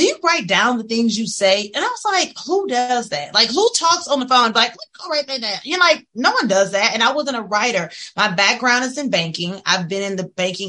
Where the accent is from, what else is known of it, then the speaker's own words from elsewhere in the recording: Opelousas, Louisiana, United States; I grew up in a little small town. I'm from Opelousas